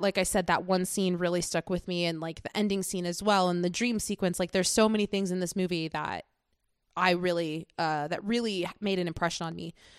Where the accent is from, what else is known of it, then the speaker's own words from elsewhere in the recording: United States; as an American